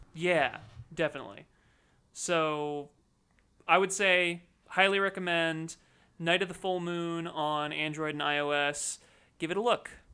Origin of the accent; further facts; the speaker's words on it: United States; we're all American